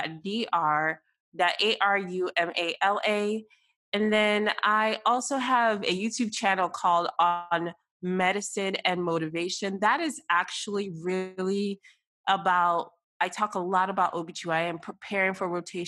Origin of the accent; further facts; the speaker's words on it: United States; I am first generation American, raised in America and with Nigerian roots